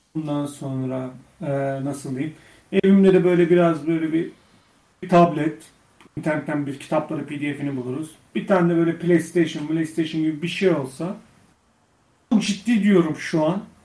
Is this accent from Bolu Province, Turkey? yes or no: yes; Göynük, Bolu Province, Turkey; benim memleketim Bolu Göynük, Bolu Göynük